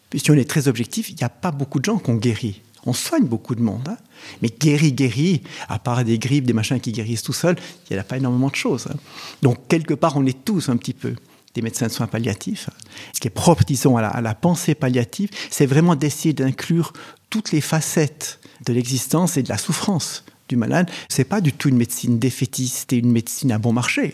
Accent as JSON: {"language": "French", "country": "Switzerland", "said": "chez nous en Suisse"}